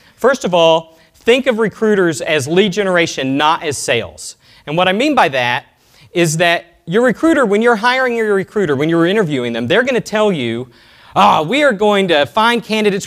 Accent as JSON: {"language": "English", "town": "Austin", "region": "Texas", "country": "United States", "tie": "born or raised there", "said": "from Austin, Texas, my hometown"}